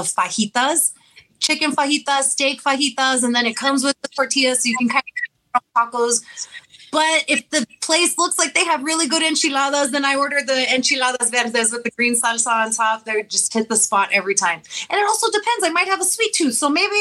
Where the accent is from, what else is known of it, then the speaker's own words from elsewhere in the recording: La Feria, Texas, United States; I attended elementary and middle school in my first year of high school in La Feria